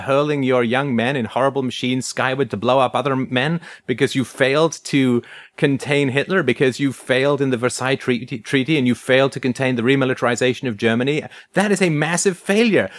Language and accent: English; England, United Kingdom; growing up in England, uh, in the, uh, sixties and seventies